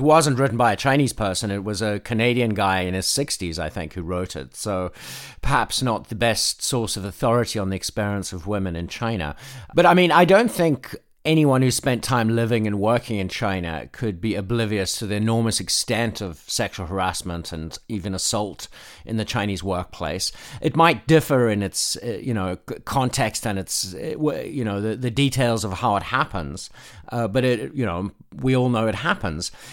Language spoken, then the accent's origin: English; South Africa; now in Nashville, United States; When I was a kid in South Africa